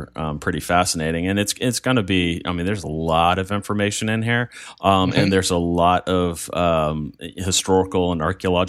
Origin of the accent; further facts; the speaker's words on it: United States; we know we're very American in a lot of ways, even as Greek as Pete is. We know we're very American.